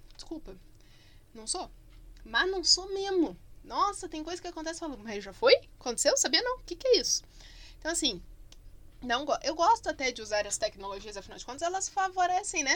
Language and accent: Portuguese; Curitiba, Paraná, Brazil; also born or lived in Barbacena; sou curitibana, que a gente chama estojo de penal